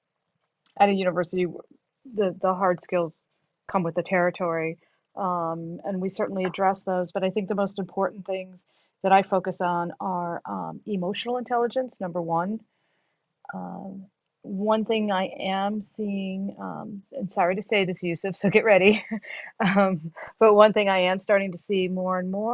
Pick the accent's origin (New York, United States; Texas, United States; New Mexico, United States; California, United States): New York, United States; New York City; moved away as an adult; now in Syracuse, United States; I'm from New York City. I think it's the greatest city in the world. I miss being there every single day